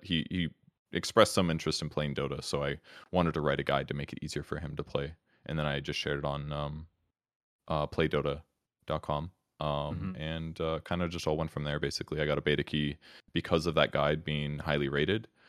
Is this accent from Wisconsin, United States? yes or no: yes; Wisconsin, United States; I grew up in Wisconsin, which is a state in the Midwest.